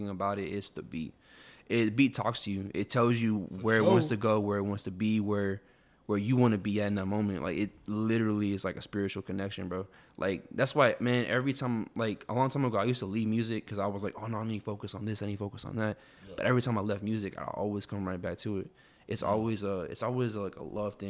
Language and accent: English; Houston, Texas, United States; also born or lived in Lebanon, Tennessee; I was raised here